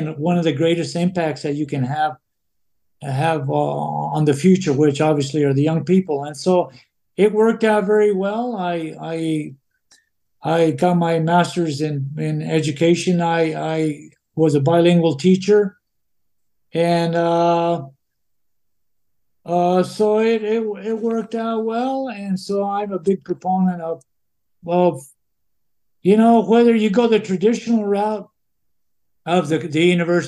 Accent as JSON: {"language": "English", "town": "Mora", "region": "New Mexico", "country": "United States", "tie": "born or raised there", "moved": "as an adult", "said": "growing up in Mora"}